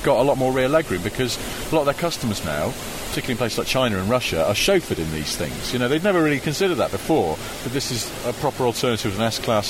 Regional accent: Cheshire, North West England, United Kingdom; I'm from Cheshire.

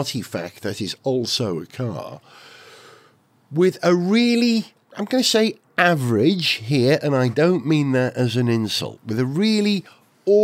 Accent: Holywell, Wales, United Kingdom; moved away; Holywell, my hometown in North Wales

